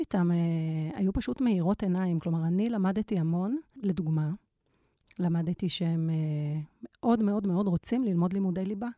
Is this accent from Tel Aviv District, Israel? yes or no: yes; Tel Aviv, Tel Aviv District, Israel; אני גם מתל אביב